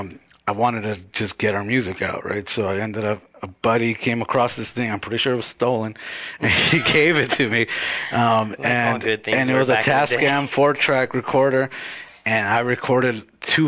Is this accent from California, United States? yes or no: yes; Baldwin Park, California, United States; also born or lived in New England; now in Los Angeles, United States; I'm from Ballin Park, California.